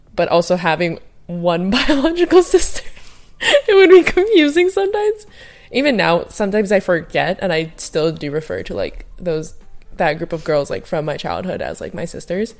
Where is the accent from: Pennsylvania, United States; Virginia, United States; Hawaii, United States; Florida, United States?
Hawaii, United States; I grew up in Hawaii